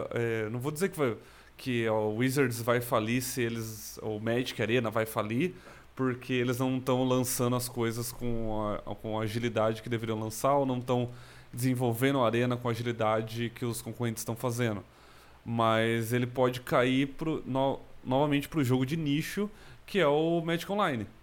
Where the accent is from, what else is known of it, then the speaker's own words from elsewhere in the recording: Americana, São Paulo, Brazil; also born or lived in Campinas; eu nasci em São Paulo, na capital. Eu, com 10 anos de idade, minha família toda se mudou para o interior de São Paulo, na região de, de Americana, Nova Odessa. Eu morei a maior parte da minha vida em Americana